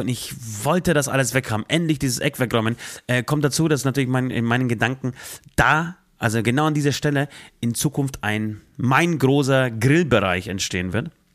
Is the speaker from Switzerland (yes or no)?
no; Poland; now in Germany; ich komme aus, aus Polen, aus einem streng katholischen äh, Land